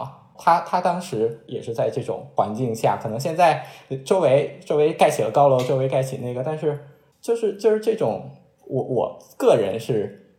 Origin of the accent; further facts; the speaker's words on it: Qingdao, Shandong, China; 我觉得呃都有吧，就是咱都是青岛人嘛。然后我其实从小对青岛的就是呃德战日战时期的那些建筑啊、历史啊，都还是挺感兴趣的。